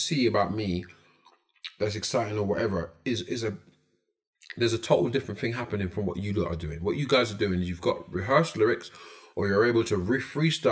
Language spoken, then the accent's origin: English; London, United Kingdom; I'm from Brixton, from South London.